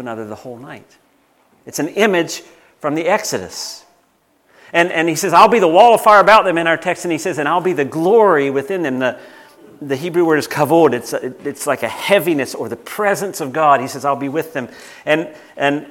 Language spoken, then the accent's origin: English; United States; moved away; I grew up in the United States